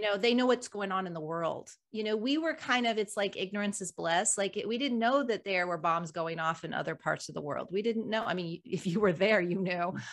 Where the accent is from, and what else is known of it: United States